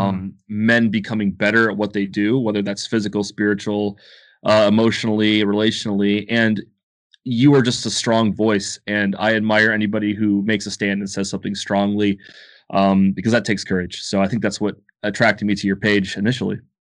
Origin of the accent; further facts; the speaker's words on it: Ohio, United States; now in Athens, United States; I was born in Ohio, but now I live in Athens, Georgia.